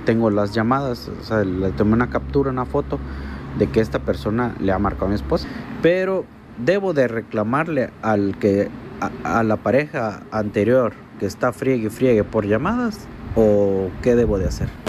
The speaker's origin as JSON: {"language": "Spanish", "country": "Mexico", "said": "Yo estuve trabajando en Canadá y soy mexicano"}